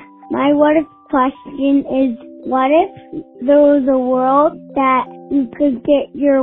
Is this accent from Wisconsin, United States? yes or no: no; Chicago, Illinois, United States; I'm from Chicago, Illinois.